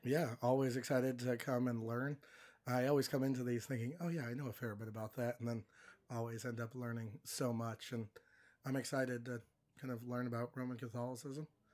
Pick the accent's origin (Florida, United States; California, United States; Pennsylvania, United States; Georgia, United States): California, United States; now in Iowa, United States; Growing up in California